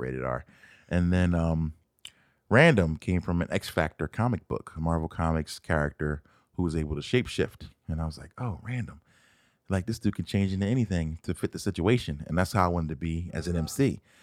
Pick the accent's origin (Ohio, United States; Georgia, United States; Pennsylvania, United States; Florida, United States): Pennsylvania, United States; Philadelphia; moved away as an adult; now in Arizona, United States; I'm from Philadelphia. Born and raised, not West Philadelphia, but, um, a place called West Oak Lane, which is in the north side of Philadelphia, where I spent all my life until two thousand six.